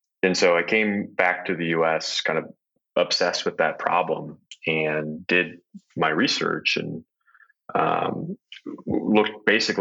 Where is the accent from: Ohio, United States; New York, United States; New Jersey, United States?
Ohio, United States; I grew up in Ohio